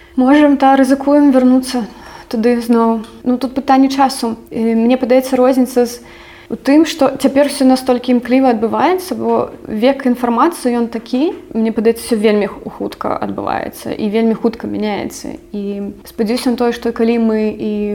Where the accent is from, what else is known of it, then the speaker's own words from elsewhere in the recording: Belarus; Belarusian is a second language; moved away; я завжды ведала што я беларуска